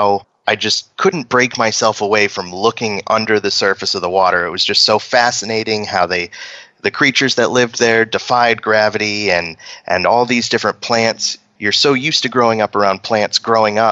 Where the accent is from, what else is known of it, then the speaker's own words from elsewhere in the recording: Maine, United States; growing up in Maine